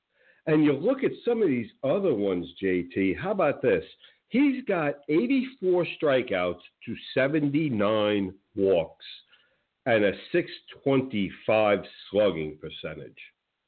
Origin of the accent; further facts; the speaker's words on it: Northeast, United States; Well, you have to understand, again, I came from the Northeast, and I understand the mentality up there.